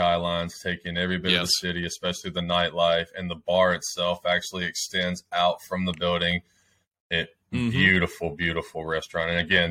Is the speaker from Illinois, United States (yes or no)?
no; Memphis, Tennessee, United States; Oh, I grew up in Memphis.